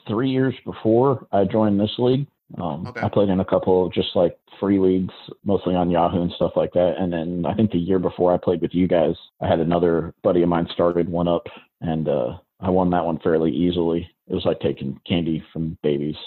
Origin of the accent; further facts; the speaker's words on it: South Bend, Indiana, United States; now in Augusta, United States; I'm originally from South Bend, Indiana